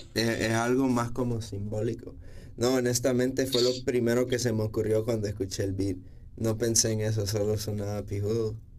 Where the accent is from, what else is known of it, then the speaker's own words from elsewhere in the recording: San Pedro Sula, Cortés, Honduras; moved away as an adult; also born or lived in El Progreso, Honduras; soy de progreso, lloro. Pero toda mi vida, o sea, como desde que yo estaba en sexto grado me mudé aquí a San Pedro. Y o sea, aquí crecí, como ya mi adolescencia fue toda aquí